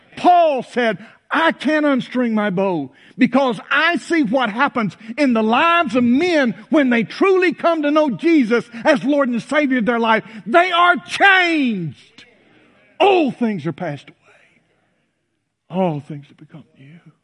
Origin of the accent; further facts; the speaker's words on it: North Mississippi, United States; When I was a boy growing up in North Mississippi